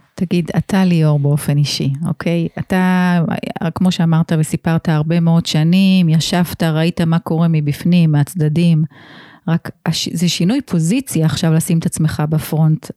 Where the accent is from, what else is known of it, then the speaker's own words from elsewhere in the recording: Israel; אני גדלתי פה